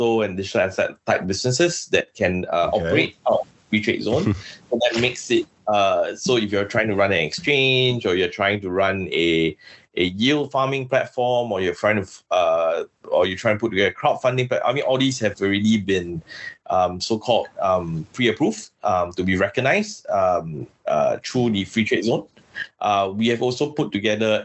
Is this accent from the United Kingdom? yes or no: no; Singapore; also born or lived in Philippines; I'm from Singapore.